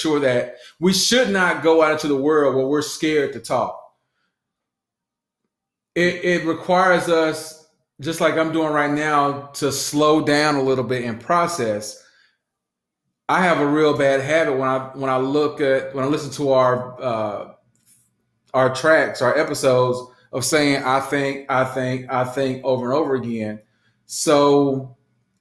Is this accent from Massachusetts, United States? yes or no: no; Southwest Georgia, United States; I grew up in Southwest red dirt, red clay, Georgia